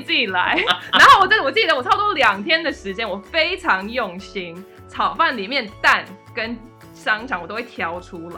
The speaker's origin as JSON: {"language": "Chinese", "country": "United States", "tie": "born or raised there", "moved": "as an adult", "lives_now": "Taiwan", "said": "我是美国出生长大，然后其实是大学毕业之后才来台湾自己住这样。所以我是，其实这是我在台湾自己住第二次。那小时候当然就是可能每隔五年会跟家人回来度个暑假这样"}